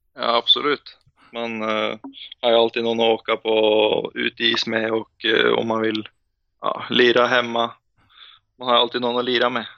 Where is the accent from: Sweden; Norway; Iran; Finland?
Norway; Asker, Akershus; Swedish is a second language; moved away as an adult; also born or lived in Ålesund; jag född i Ålesund och bodde där i sju år innan jag flyttade till Asker.